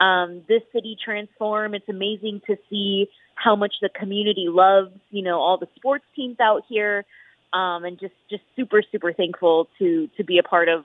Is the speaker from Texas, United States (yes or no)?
no; San Diego, California, United States; now in Las Vegas, United States; Growing up in San Diego, we came out to Vegas, you know, for boxing matches